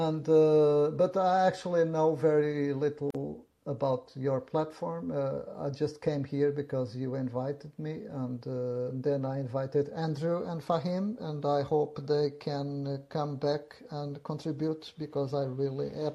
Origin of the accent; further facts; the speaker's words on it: Portugal; now in United States; I was born in Portugal, but I've been living in the United States now.